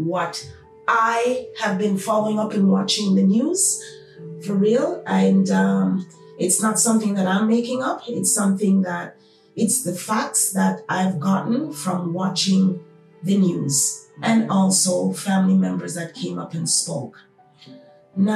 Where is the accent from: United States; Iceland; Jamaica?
Jamaica; now in Toronto, Canada; my home country, Jamaica